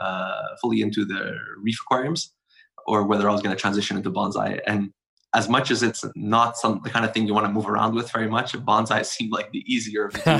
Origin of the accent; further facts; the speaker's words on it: Montreal, Quebec, Canada; It's a special city.